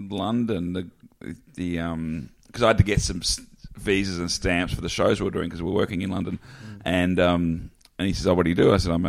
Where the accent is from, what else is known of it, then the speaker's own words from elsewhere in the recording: Melbourne, Victoria, Australia; he said, "Where are you from?" I said, "Melbourne."